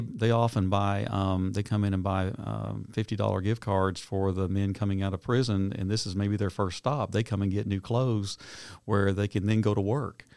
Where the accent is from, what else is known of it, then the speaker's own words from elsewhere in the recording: Knoxville, Tennessee, United States; moved away as an adult; now in Nashville, United States; I grew up in Knoxville.